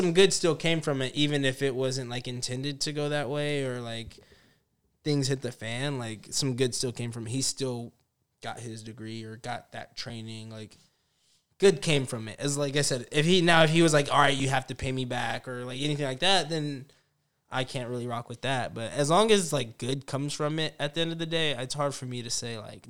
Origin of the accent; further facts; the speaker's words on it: Spearfish, South Dakota, United States; Spearfish. I'm from Spearfish. That's what I would tell everybody.